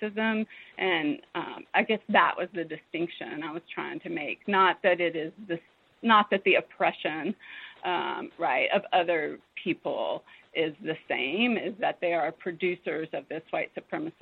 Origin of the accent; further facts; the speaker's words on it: southwestern Virginia, United States; also born or lived in Lexington, Virginia; I was born in Lexington, Virginia, and I grew up on the edge of the coal fields in southwestern Virginia